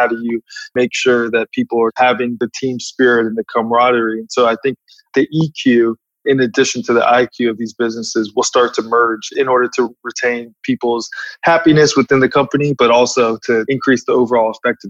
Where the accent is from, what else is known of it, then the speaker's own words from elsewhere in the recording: Atlanta, Georgia, United States; moved away; also born or lived in Silicon Valley; I grew up right outside of Atlanta, had to move all the way to Silicon Valley to develop the network